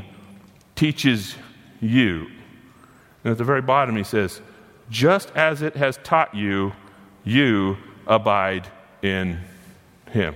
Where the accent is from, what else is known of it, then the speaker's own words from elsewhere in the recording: United States; I was born inside of America